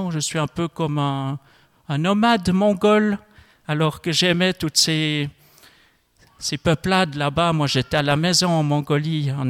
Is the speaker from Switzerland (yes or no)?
yes; Switzerland; Je ne m'attendais pas à partir à New York en tant que Suisse, euh, savoir euh, euh, trois, quatre mots d'allemand, et puis c'est tout.